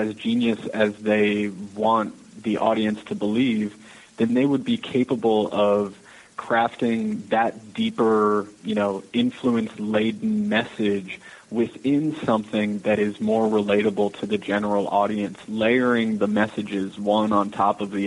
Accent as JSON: {"language": "English", "town": "Manassas", "region": "Virginia", "country": "United States", "also_born_or_lived": "Michigan / New York City, United States", "moved": "yes", "lives_now": "Texas, United States", "said": "I'm from Virginia. I'm from Manassas, Virginia"}